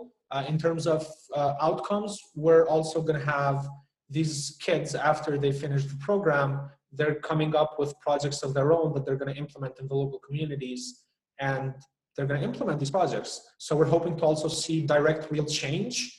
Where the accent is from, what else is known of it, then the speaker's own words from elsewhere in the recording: Albania; now in Kosovo; I was born in Albania, so I have an Albanian passport